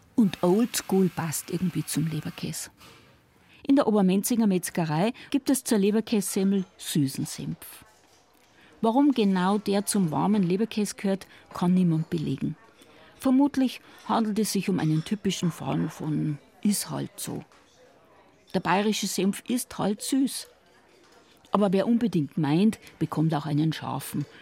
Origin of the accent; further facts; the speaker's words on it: Swabia, Germany; Da, wo ich herkomme aus Schwaben